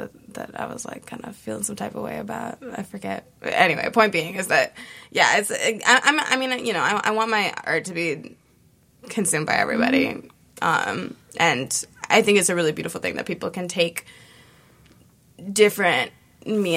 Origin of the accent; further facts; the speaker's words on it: Hawaii, United States; growing up in Hawaii